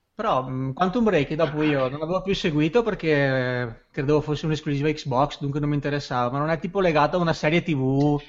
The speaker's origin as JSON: {"language": "Italian", "region": "Veneto", "country": "Italy", "accent": "Venetian", "said": "Io sono quello con l'accento veneto"}